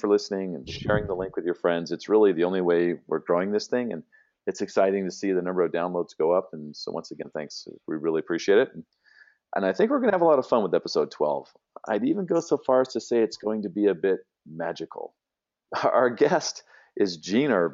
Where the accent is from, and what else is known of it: San Diego, California, United States; born or raised there